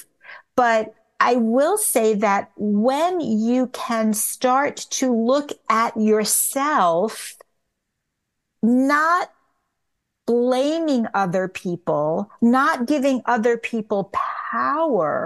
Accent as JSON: {"language": "English", "region": "New York", "country": "United States", "also_born_or_lived": "Tucson, Arizona", "moved": "yes", "lives_now": "Los Angeles, United States", "said": "I'm from New York originally. I had moved to Tucson, Arizona"}